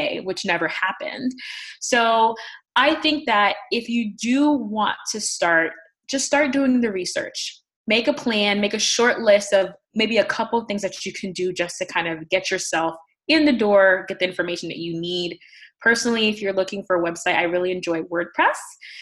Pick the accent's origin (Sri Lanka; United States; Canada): United States; New York City, New York; moved away as an adult; now in Connecticut, United States; I am originally from the Bronx in New York City, and I moved out here after graduate school